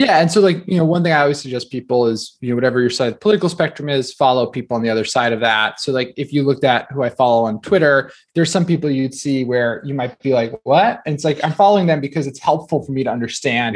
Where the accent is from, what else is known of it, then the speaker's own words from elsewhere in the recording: New Jersey, United States; I grew up in New Jersey